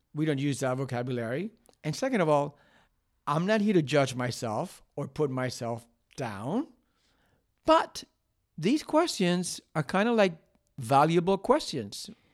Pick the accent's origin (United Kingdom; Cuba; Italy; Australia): Cuba; also born or lived in Miami, United States; now in United States; I was born in Cuba. There was a lot of shit going on in my childhood. Then I came to the United States. I went to Miami